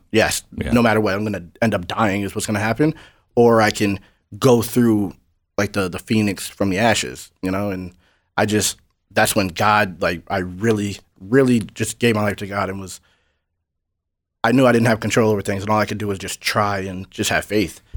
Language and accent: English; New Hampshire, United States; I'm from New Hampshire. It's like 95% white.